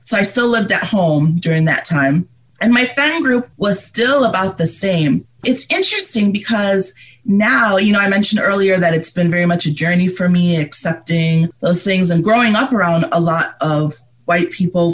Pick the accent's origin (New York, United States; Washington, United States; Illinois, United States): New York, United States; Canandaigua; moved away as an adult; also born or lived in Monrovia, Liberia / Florida; I came here when I was around five yeah, or almost five. And I grew up in upstate New York in a town called Canandaigua.